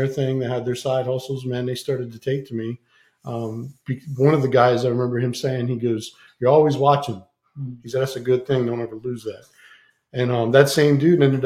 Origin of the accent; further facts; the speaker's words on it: near Immokalee, Southwest Florida, United States; moved away; Immokalee, Florida, which is like 30 minutes away from my hometown